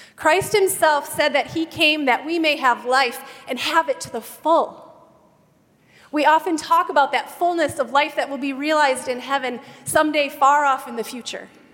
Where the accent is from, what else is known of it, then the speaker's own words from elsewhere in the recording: Wisconsin, United States; Where I grew up in Wisconsin, it was customary in my little school